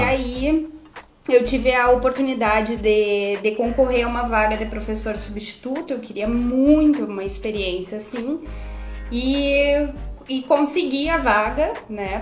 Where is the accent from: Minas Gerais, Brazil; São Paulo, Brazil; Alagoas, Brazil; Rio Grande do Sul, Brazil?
Rio Grande do Sul, Brazil; Santa Maria; Eu sou gaúcha, sou de Santa Maria, Rio Grande do Sul, vocês vão ouvir muito capaz, bate